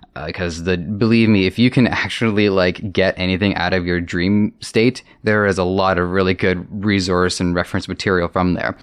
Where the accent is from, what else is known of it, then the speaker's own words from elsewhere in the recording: Toronto, Ontario, Canada; I grew up here in Toronto